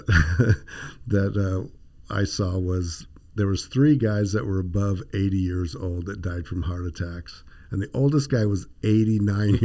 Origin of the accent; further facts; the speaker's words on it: the Valley, Arizona, United States; I grew up here in the Valley